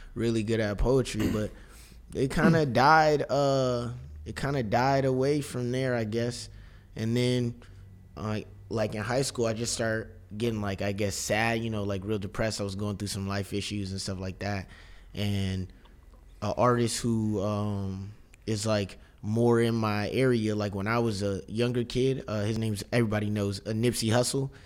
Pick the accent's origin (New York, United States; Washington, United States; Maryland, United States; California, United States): California, United States; Inglewood; now in Brooklyn, United States; we we're we're all from Inglewood